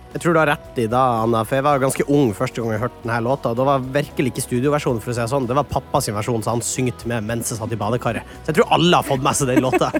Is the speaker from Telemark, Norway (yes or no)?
no; Kjøpsvik, Nordland, Norway